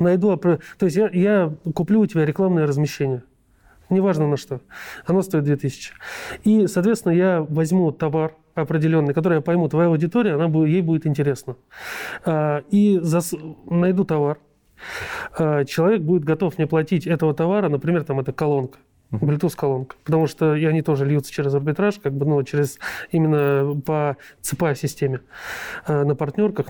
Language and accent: Russian; Moscow Oblast, Russia; я сам из Подмосковья